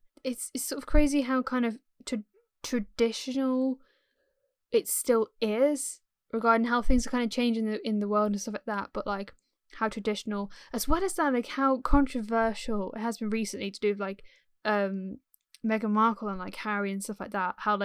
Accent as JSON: {"language": "English", "region": "England", "country": "United Kingdom", "accent": "RP", "said": "my accent is more sort of more like RP sort of generic English, like well-spoken kind of like English"}